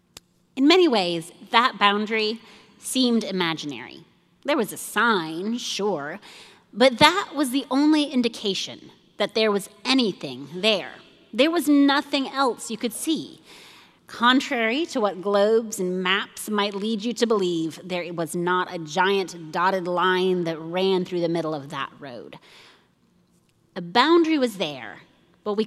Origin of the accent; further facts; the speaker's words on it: Nairobi, Kenya; I grew up in Nairobi, Kenya.